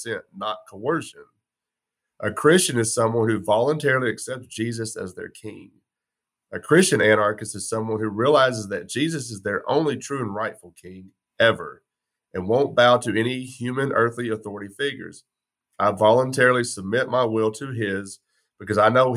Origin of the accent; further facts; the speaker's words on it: West Texas, United States; I was born in West Texas, raised in West Texas, gun culture